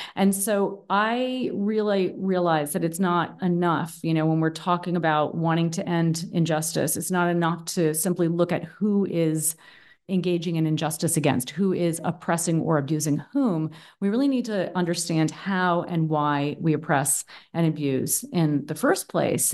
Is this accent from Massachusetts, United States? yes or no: yes; Boston, Massachusetts, United States; moved away as an adult; now in Berlin, Germany; I'm originally from the East Coast of the U S, from Boston, actually. Um, but I've been living in Berlin, Germany for the past ten years